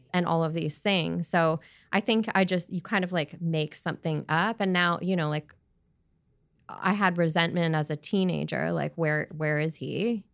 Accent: Edmonton, Alberta, Canada; also born or lived in Prince George, British Columbia / Australia; now in Vancouver, Canada; growing up in Alberta, in Edmonton

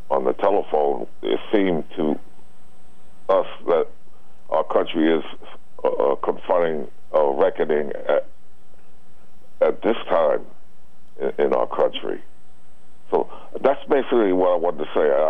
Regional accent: New England, United States; you know he's a senior citizen like myself. I was basically born and raised in New England.

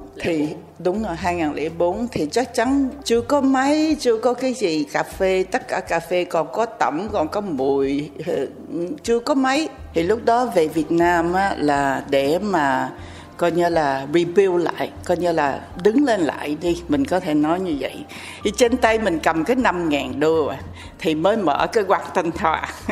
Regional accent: Vietnam; moved away; also born or lived in France; mình sinh ở Việt Nam

